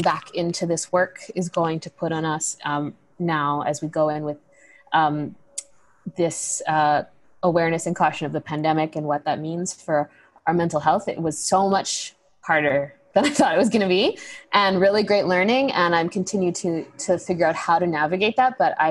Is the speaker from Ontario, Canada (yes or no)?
no; Coast Salish territory, British Columbia, Canada; I grew up here on Coast Salish territory